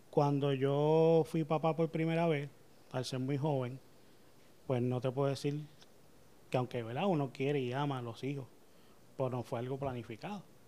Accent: Carolina, Puerto Rico; Me crié aquí en Carolina.

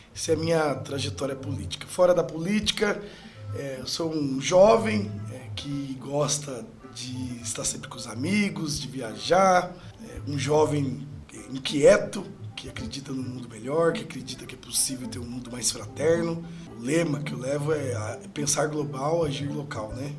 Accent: Sorocaba, São Paulo, Brazil; Sou nascido e criado em Sorocaba, morador do Parque das Laranjeiras na Zona Norte, desde sempre

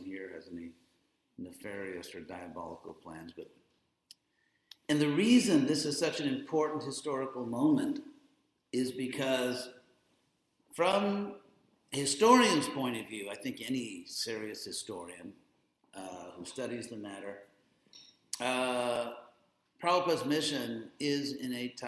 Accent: Southern California, United States; I am from Southern California

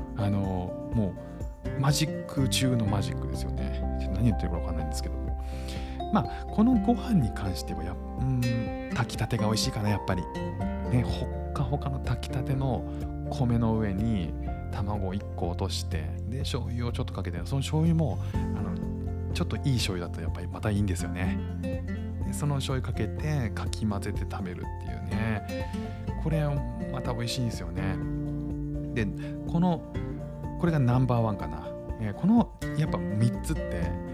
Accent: Kanto, Japan; now in Singapore; 僕も関東なんですけど

